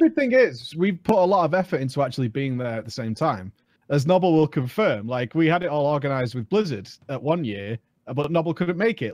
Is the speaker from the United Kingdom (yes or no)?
yes; United Kingdom; I'm British